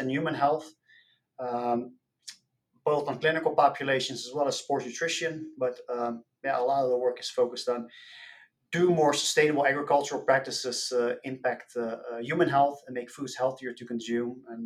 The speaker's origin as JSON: {"language": "English", "area": "outside Rotterdam", "region": "South Holland", "country": "Netherlands", "tie": "born or raised there", "moved": "as an adult", "said": "Born and raised in the Netherlands. I grew up outside of Rotterdam, which is a major port city"}